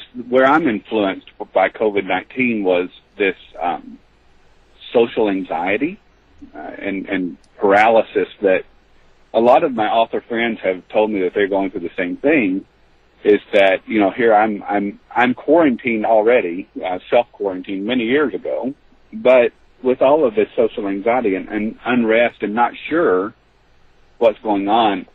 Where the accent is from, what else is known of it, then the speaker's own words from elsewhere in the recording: the South, United States; I grew up in the South